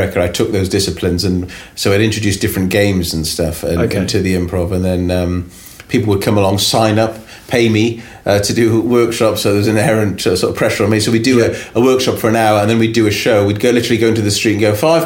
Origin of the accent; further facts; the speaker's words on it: United Kingdom; also born or lived in Los Angeles, United States; being British at that time